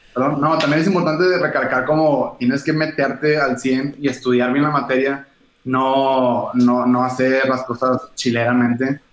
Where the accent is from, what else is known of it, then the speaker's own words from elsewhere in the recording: Monterrey, Nuevo León, Mexico; los dos somos de Monterrey